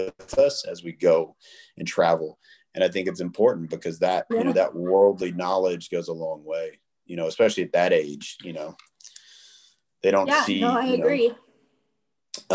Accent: Memphis, Tennessee, United States; moved away as an adult; also born or lived in Western Kentucky / Los Angeles; now in Las Vegas, United States; I grew up super poor and you know, in a really weird, you know, area of Kentucky, and then I grew up in South Memphis

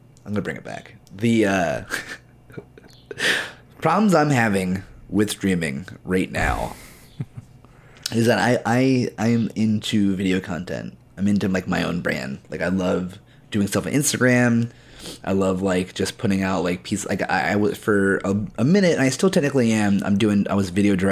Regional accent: Baltimore, Maryland, United States; also born or lived in Delaware; Born in Delaware. I lived there for like 2 years, and then we went to Baltimore.

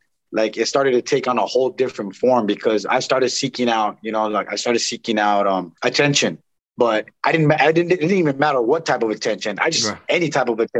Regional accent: Santa Monica, California, United States; I was born and raised in Los Angeles in Santa Monica, California

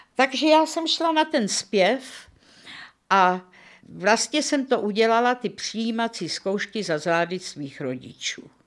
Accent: Prague, Czechia; Narodila jsem se v červnu 1936 v Praze

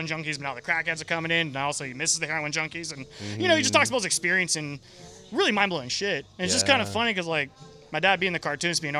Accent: Marin, California, United States; I grew up in Marin.

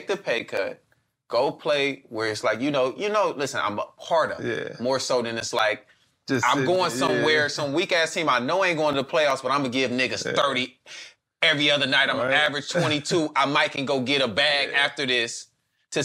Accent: the Bay Area, California, United States; I'm from the Bay

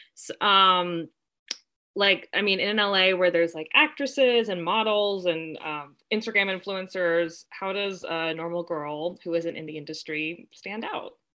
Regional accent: Southern California, United States; I am born and raised in Southern California, and I have loved growing up here.

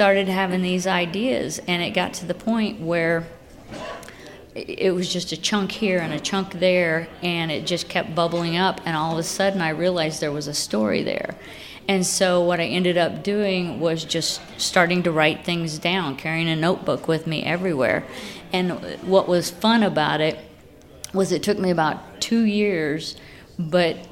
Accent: Lafayette, Indiana, United States; now in Muncie, United States; We moved to Muncie about 20 years ago. I grew up in Lafayette

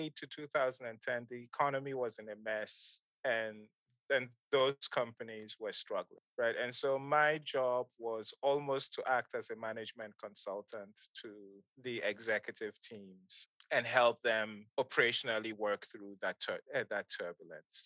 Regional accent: Kano, Kano State, Nigeria; moved away; also born or lived in Ghana; I grew up in Nigeria

